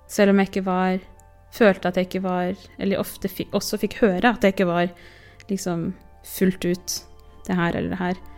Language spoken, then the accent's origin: Norwegian; Oslo, Norway; nå er jeg hun fra Groruddalen, og nå er jeg hun fra Årvoll, og nå er jeg hun fra Oslo, og nå er jeg hun ene mørke venninna.